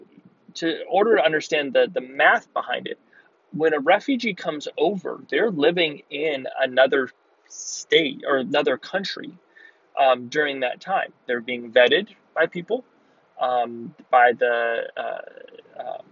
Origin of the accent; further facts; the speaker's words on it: United States; I was born in the United States. I'm a U.S. citizen